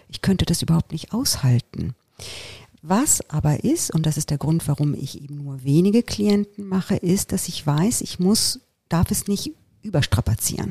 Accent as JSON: {"language": "German", "country": "Italy", "tie": "born or raised there", "moved": "yes", "said": "Ich bin ja in Italien aufgewachsen"}